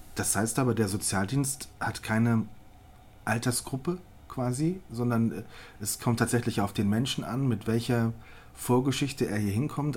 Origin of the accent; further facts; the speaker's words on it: Rhineland, Germany; ich bin Rheinländer